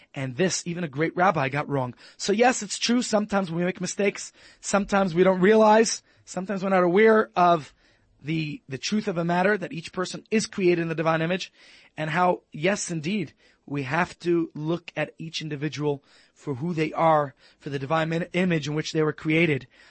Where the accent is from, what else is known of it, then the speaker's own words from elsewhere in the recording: United States; moved away; As an American